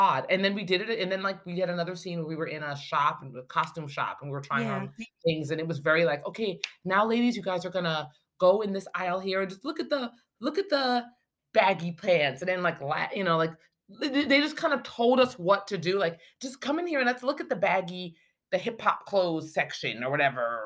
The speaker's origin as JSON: {"language": "English", "town": "Maplewood", "region": "New Jersey", "country": "United States", "tie": "born or raised there", "said": "I'm in New Jersey, and I'm born and raised in New Jersey"}